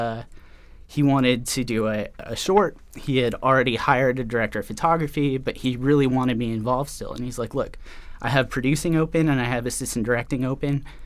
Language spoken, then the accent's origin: English; Colorado, United States; I grew up in Colorado